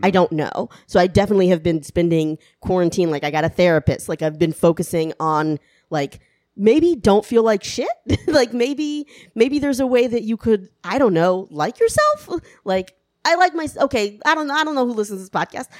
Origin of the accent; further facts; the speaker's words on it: the South, United States; I grew up in the South.